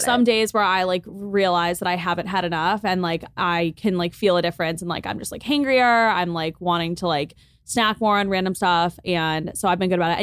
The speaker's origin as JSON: {"language": "English", "town": "Lake Forest", "region": "Illinois", "country": "United States", "tie": "born or raised there", "moved": "as an adult", "lives_now": "Los Angeles, United States", "said": "I'm from Lake Forest, Illinois, which is a suburb on the North Shore of Chicago."}